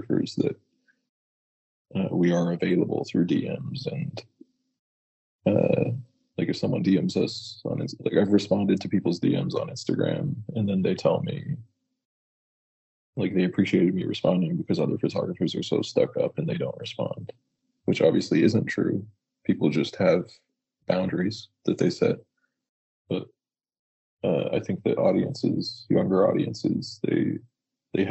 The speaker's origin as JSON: {"language": "English", "town": "Fort Worth", "region": "Texas", "country": "United States", "tie": "born or raised there", "said": "I grew up in Fort Worth, Texas"}